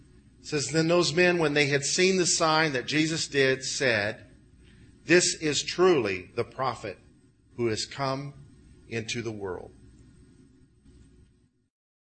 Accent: Illinois, United States; I grew up with in Illinois

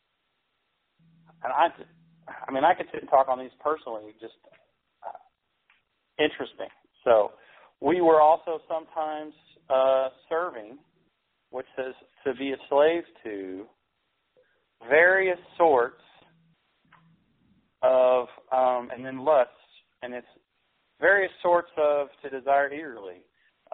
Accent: United States; I'm American

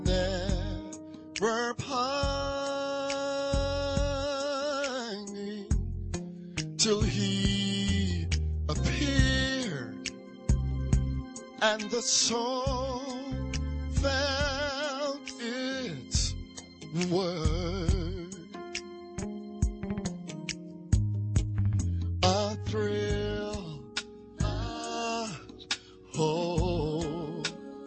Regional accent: New Orleans, Louisiana, United States; growing up in New Orleans, born and raised.

